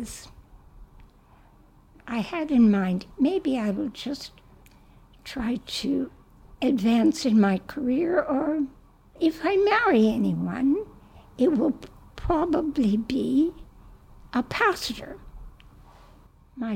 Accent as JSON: {"language": "English", "region": "Vermont", "country": "United States", "also_born_or_lived": "New York", "moved": "as an adult", "lives_now": "Nigeria", "said": "I'm originally from Vermont"}